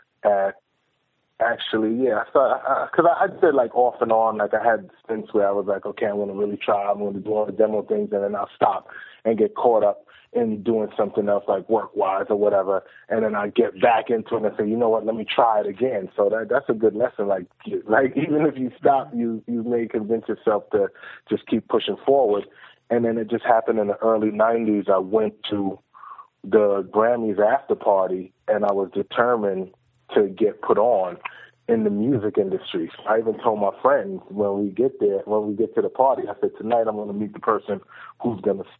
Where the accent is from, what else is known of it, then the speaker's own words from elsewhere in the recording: New York City, New York, United States; also born or lived in Clinton Hill, Brooklyn; my parents moved to Flatbush. So I grew up in Flatbush